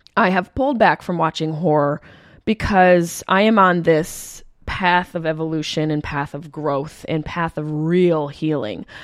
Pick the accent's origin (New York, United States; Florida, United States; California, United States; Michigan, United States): New York, United States; Syracuse; the Funny Bone in my hometown of Syracuse, New York